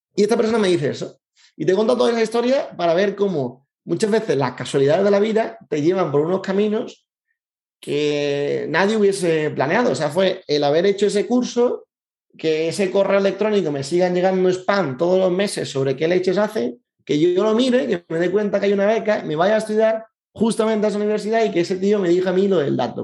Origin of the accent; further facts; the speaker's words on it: Seville, Andalusia, Spain; soy de Sevilla, es una cosa importante de mí